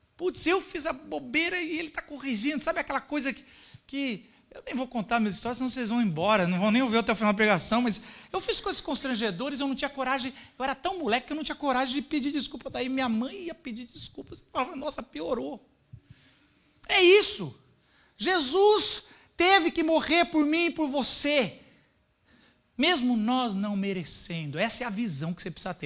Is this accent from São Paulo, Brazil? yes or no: yes; São Paulo, Brazil; nós paulistas arrogantes. A gente, pá, a gente é de São Paulo